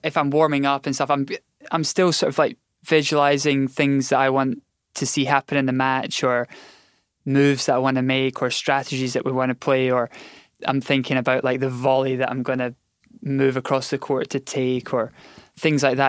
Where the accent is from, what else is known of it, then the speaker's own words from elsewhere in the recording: Scotland, United Kingdom; we grew up in Scotland where there was, I think at the time there was like two indoor tennis centres.